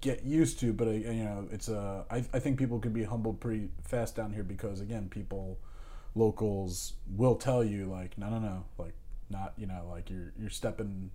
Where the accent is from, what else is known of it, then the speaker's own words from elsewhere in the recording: New Jersey, United States; I grew up in New Jersey. I am a Jersey boy.